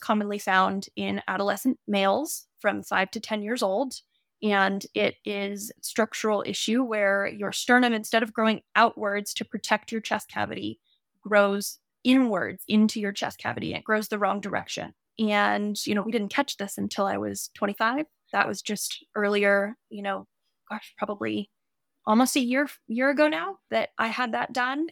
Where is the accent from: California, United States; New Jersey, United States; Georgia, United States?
California, United States; Santa Cruz; also born or lived in Montana; now in Ojai, United States; I'm originally from Santa Cruz, California